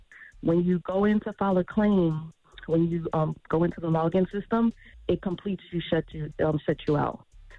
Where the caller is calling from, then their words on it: Tampa, Florida, United States; Hi, I'm calling from Tampa, Florida.